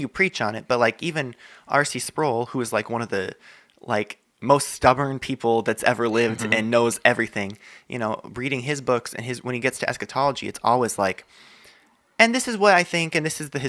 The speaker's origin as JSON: {"language": "English", "area": "Bay Area", "region": "California", "country": "United States", "said": "being from the Bay Area"}